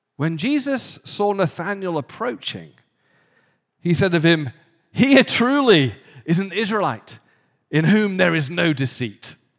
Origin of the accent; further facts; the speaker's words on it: the north of England, United Kingdom; moved away; somewhere in the north of England